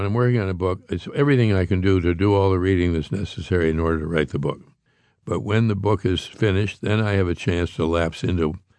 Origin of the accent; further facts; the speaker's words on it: Pittsburgh, Pennsylvania, United States; I grew up in Pittsburgh, Pennsylvania, which has more bridges even than Paris.